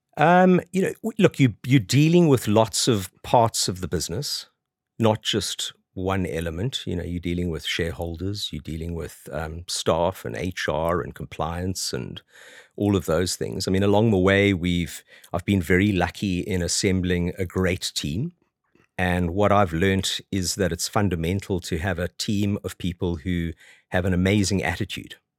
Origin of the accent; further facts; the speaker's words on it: South Africa; moved away as an adult; now in London, United Kingdom; I grew up in South Africa, as you can probably tell from my accent, although I've been over here twenty-two years.